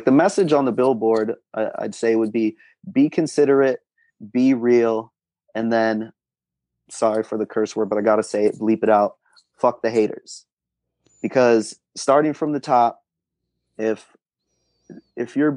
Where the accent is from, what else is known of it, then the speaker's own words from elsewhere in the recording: Rochester, New York, United States; I'm from New York, mm-hmm. Rochester, New York